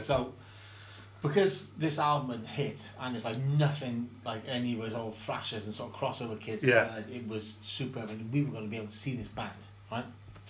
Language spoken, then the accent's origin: English; San Francisco, California, United States; San Francisco.